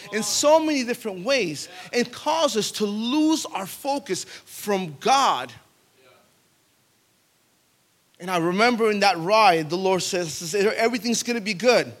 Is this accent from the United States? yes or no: yes; Pine Hills, Florida, United States; We grew up in the hood. We grew up in Pine Hills